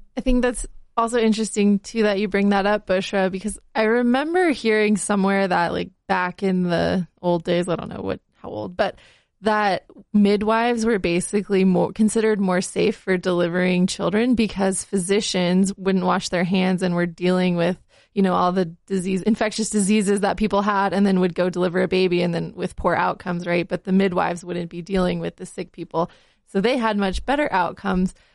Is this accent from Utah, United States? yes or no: yes; Salt Lake City, Utah, United States; I was born in a hospital here in Salt Lake